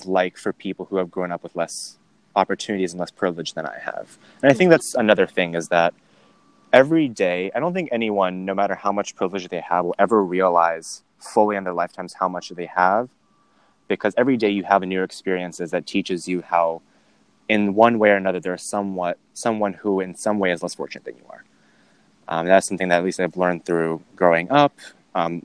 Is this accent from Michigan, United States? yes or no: no; Burke, Virginia, United States; I grew up in Northern Virginia, in Burke in Fairfax County.